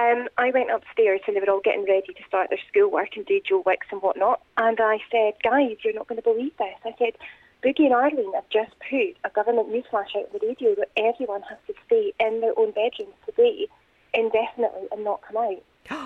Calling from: Gilmerton, Scotland, United Kingdom; I am in my kitchen in Gilmerton at the moment.

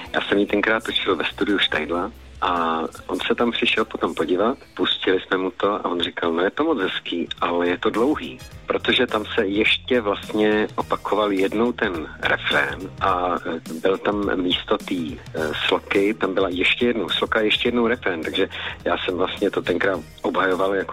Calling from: Banská Bystrica, Banská Bystrica Region, Slovakia; Banská Bystrica.

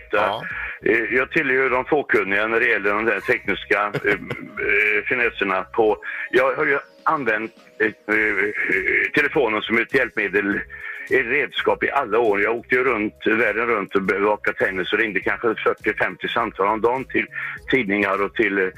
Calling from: Västra Götaland, Sweden; Eh, eh, söderut snarare. Jag är inte långt från Göteborg. Eh, men ett stycke neråt.

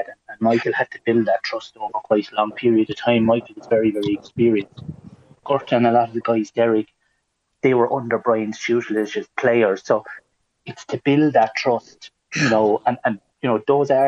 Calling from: Spain; I'm in Spain and on at the moment

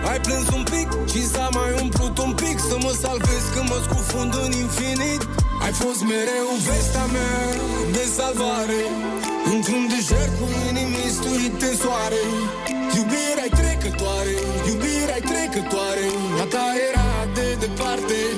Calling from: Constanța, Constanța County, Romania; din Constanța și aș vrea foarte mult să o puneți

